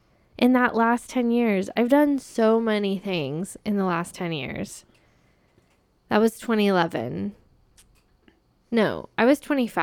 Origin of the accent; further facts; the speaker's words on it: Arizona, United States; And that is so crazy because I come from Arizona.